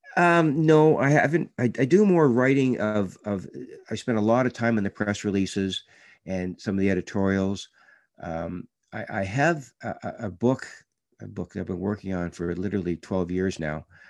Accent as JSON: {"language": "English", "country": "Canada", "said": "being a Canadian"}